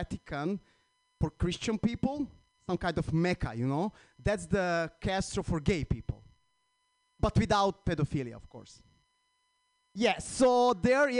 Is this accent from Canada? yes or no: no; Croatia; English is a second language; now in United States; I'm from Croatia